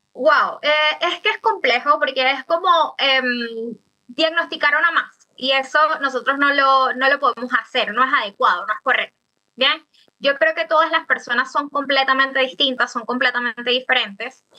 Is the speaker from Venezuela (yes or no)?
yes; Venezuela; now in Chile; Nosotros como comunidad venezolana